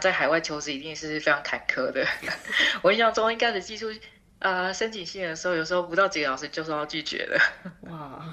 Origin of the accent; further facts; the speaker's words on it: Taiwan; moved away as an adult; now in Netherlands; 我来自台湾